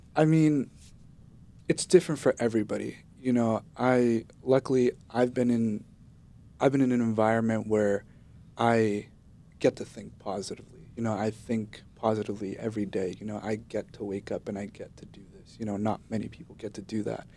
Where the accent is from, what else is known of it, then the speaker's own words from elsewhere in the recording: Guatemala; now in United States; I was born in Guatemala